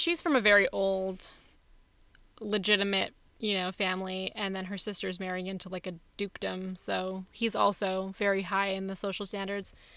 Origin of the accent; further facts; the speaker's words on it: India; also born or lived in Los Angeles; now in Oakland, United States; my country of India